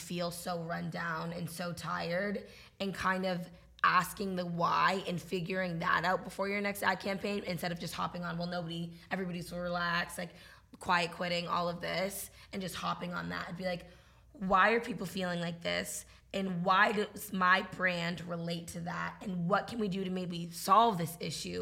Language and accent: English; New England, United States; also born or lived in Massachusetts; I grew up in New England.